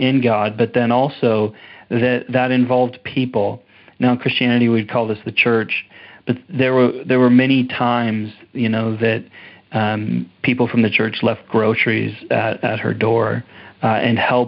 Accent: Portland, Oregon, United States; moved away as an adult; also born or lived in Redding, California; now in Canada; I was born in Redding, California, and then my mom moved to Portland, Oregon. So I grew up in Portland

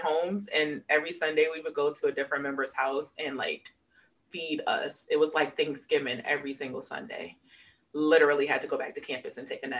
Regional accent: Waterbury, Connecticut, United States; So I was born and raised in Waterbury, Connecticut. I am an only child, but I grew up with some close cousins who are more like siblings than cousins. I attended the University of Connecticut.

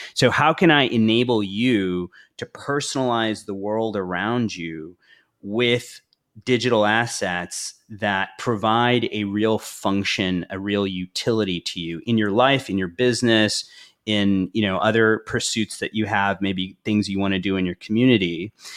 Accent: Houston, Texas, United States; moved away as an adult; also born or lived in India / Madrid / Paris / London; I was born in India, grew up in the United States, uh, grew up in Houston, uh, went to Rice University in Houston

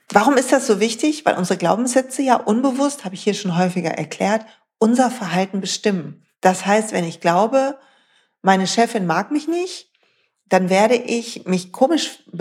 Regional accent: North Rhine-Westphalia, Germany; Weil, Freunde, ich komme aus dem Ruhrpott.

